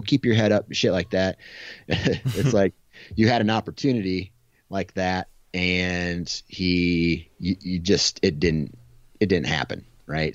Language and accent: English; Iowa, United States; I'm from Iowa